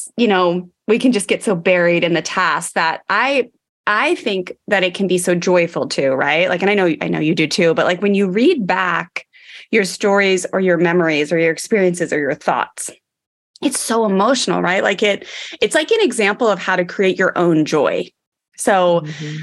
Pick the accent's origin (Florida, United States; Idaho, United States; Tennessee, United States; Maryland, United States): Maryland, United States; growing up in Maryland